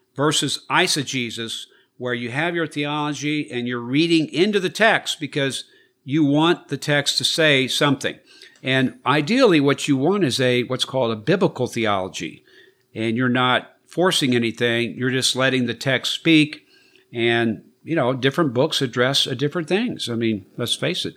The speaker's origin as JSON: {"language": "English", "country": "United States", "said": "as an American"}